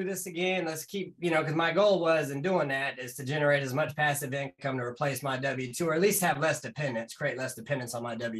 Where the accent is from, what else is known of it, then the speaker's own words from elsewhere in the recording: North Carolina, United States; Born and raised in North Carolina